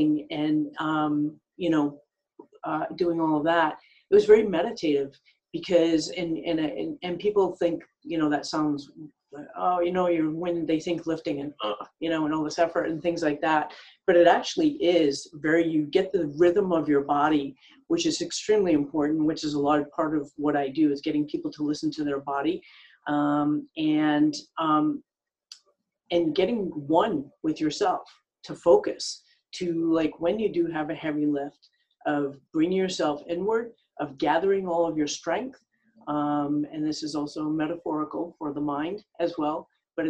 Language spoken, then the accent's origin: English; Rhode Island, United States; moved away as an adult; now in Los Angeles, United States; I actually started in back east, growing up in Rhode Island.